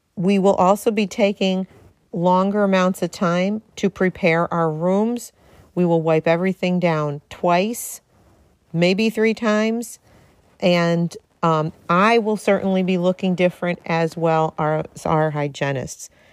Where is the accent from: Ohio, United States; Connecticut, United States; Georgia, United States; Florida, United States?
Connecticut, United States; Darien; right here in the two oh three, as I like to say, my hometown, Darien, Connecticut